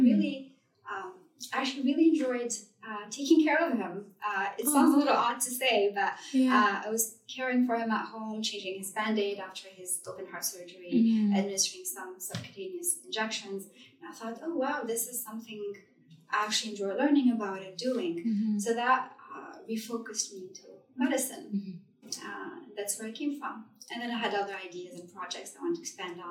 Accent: Tunisia; moved away as an adult; now in Vancouver, Canada; When I came to Vancouver from Tunisia, which is Northern Africa, and that's where I grew up

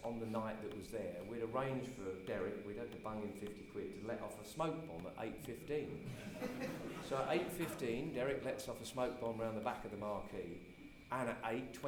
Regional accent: Royston, East of England, United Kingdom; also born or lived in Cambridge; my hometown of Royston

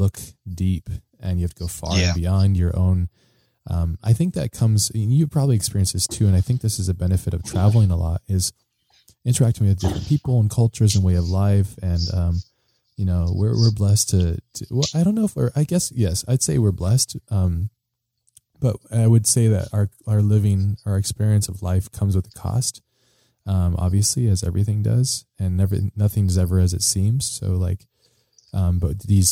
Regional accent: United States; being an American citizen

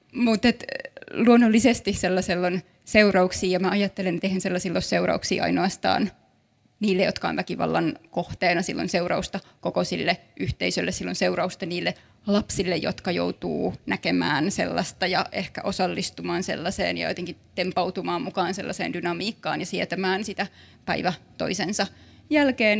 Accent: Kaarina, Southwest Finland, Finland; also born or lived in Turku; mä itse olen kasvanut Kaarinassa, mutta koen olevani hyvin turkulainen

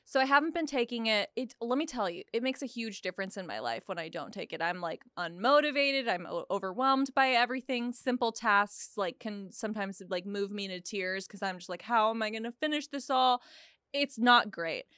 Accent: Oklahoma, United States; also born or lived in Texas; now in California, United States; I grew up in Oklahoma, lived in Texas for a while

